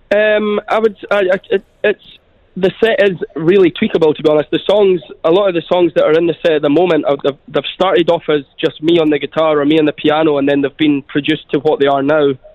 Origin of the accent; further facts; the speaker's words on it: Scotland, United Kingdom; moved away as an adult; now in Dubai, United Arab Emirates; I grew up in Scotland, uh, just in a sort of a little estate in Scotland with my mum and my sister